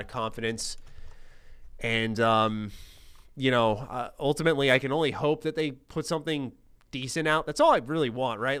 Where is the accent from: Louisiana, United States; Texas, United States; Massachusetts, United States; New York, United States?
New York, United States; New York City; accent: New York; I'm in New York